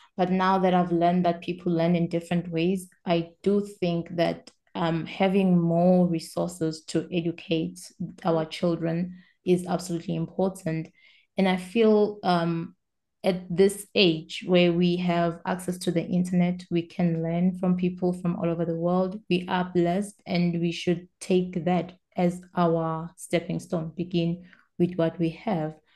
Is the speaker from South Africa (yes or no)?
yes; South Africa; English is a second language; I'm South African.